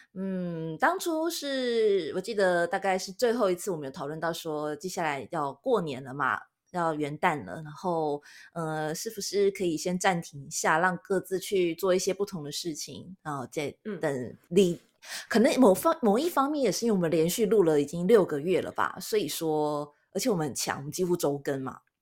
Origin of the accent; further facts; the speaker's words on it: Taiwan; now in Japan; 我们台湾人